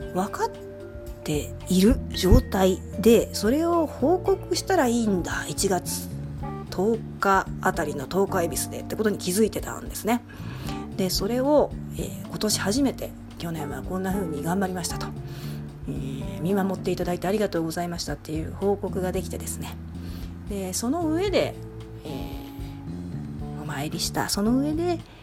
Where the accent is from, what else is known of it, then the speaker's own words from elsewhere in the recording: Nishinomiya, Hyogo, Japan; 地元西宮